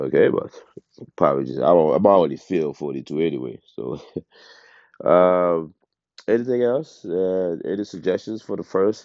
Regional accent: Haiti; moved away; also born or lived in United States; I was born in Haiti. I grew up between Haiti and the States.

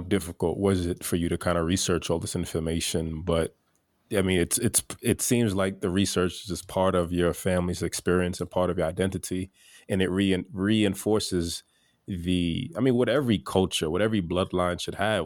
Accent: United States; my family comes from Haiti. I'm first generation American. And although I was born here

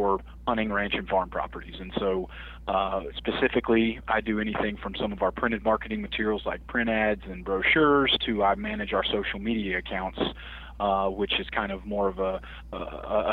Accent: the South, United States; now in Pittsfield, United States; I'm from the South

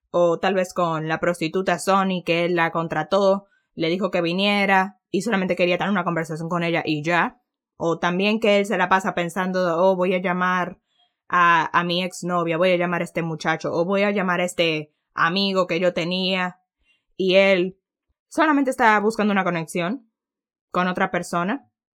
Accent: Dominican Republic; Para nosotros sería español porque en República Dominicana lo que se habla es español

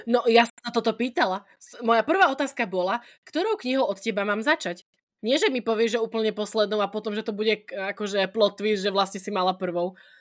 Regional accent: Prešov, Prešov Region, Slovakia; som z Prešova

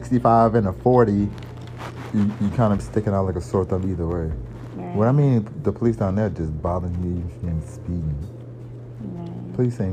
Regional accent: New Orleans, Louisiana, United States; I'm from New Orleans.

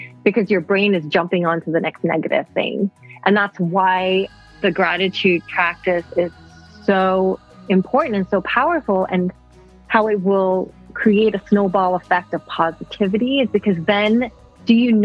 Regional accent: Bangkok, Thailand; I grew up bicultural in Bangkok, Thailand

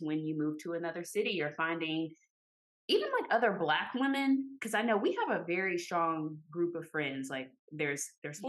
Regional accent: Arkansas, United States; moved away; I'm originally from Arkansas

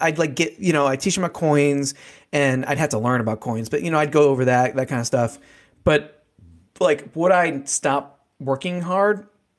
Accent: United States; born there; I treat it as we have been given the most luckiest, like, get out of jail free card in the world by just being born in America, and me and you being born as white middle class dudes, right?

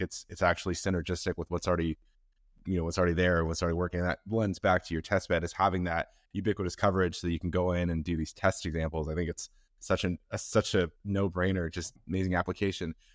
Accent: Seattle, Washington, United States; I'm from Seattle

